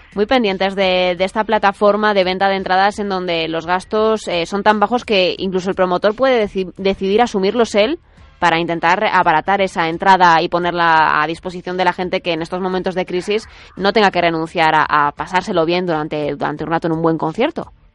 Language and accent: Spanish; Madrid, Community of Madrid, Spain; Yo, yo que soy de Madrid